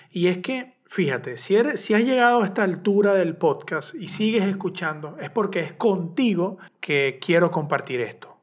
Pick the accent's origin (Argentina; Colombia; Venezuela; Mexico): Venezuela; soy periodista de Venezuela